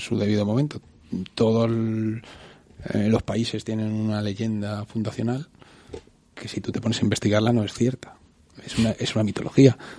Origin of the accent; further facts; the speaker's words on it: Leganés, Community of Madrid, Spain; yo soy de Leganés